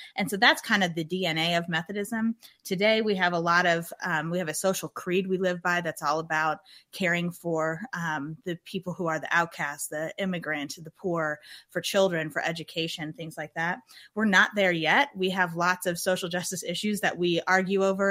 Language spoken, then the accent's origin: English; Germantown, Wisconsin, United States; moved away; I'm from Germantown, Wisconsin, which started when I was real young as a rural um, part of Wisconsin